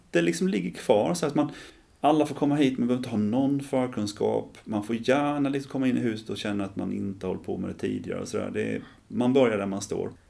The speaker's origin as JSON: {"language": "Swedish", "town": "Ljungby", "region": "Kronoberg County", "country": "Sweden", "tie": "born or raised there", "said": "Jag är uppvuxen här i Ljungby"}